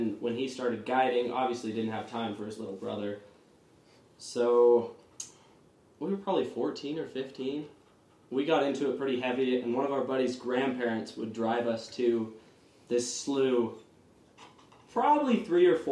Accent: Quincy, Washington, United States; Specifically Quincy, Washington.

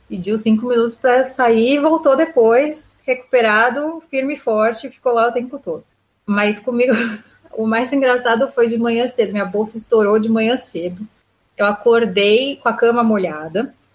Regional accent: Brazil; now in Israel; Eu tô acostumada com tratamento particular do Brasil

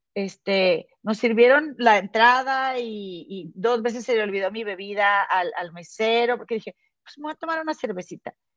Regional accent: Mexico; now in United States; somos, somos mexicanas

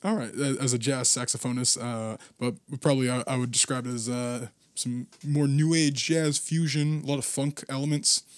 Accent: Gloucester, Massachusetts, United States; now in Boston, United States; we grew up together, uh, in Gloucester

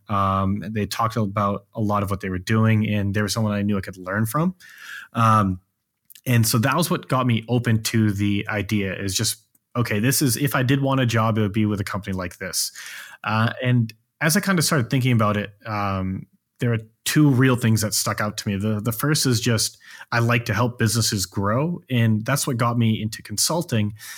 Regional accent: Maine, United States; now in Austin, United States; while I'm from Maine, I currently live in Austin, Texas

